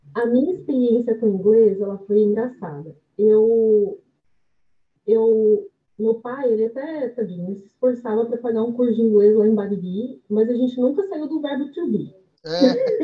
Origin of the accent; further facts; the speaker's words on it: Bariri, São Paulo, Brazil; moved away; also born or lived in Londrina; eu vim de uma cidade do interior de São Paulo, que tem acho que 20 mil habitantes, que é Bariri